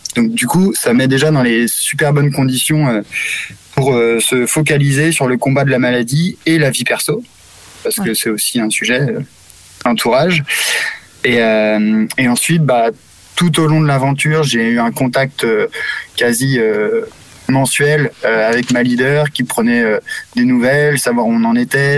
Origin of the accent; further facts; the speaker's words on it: Brittany, France; also born or lived in Madagascar / Morocco; j'ai 33 ans, je suis breton